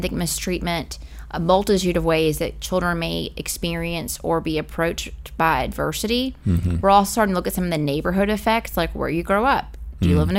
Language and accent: English; Louisville, Kentucky, United States; also born or lived in Glasgow, Kentucky; I'm from Louisville, Kentucky originally, which is a pretty large metropolitan city. But I grew up a lot of my time in my childhood in Glasgow, Kentucky